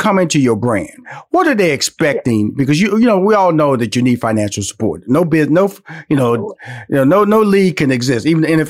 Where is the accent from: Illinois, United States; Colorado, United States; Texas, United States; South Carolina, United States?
Texas, United States; Houston; Now, I know I'm from Houston, Texas, and I know Texas is big.